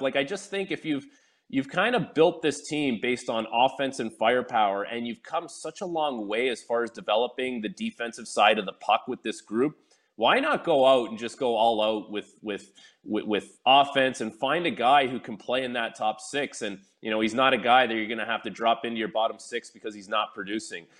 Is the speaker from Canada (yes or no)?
yes; Canada; I'm born in Canada. I'm Canadian